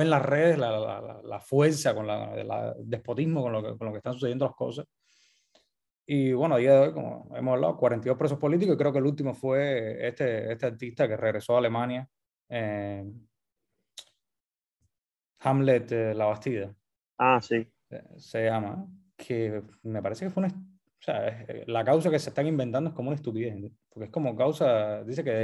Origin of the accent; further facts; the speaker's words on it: Cuba; o sea, uno como cubano se piensa que el mundo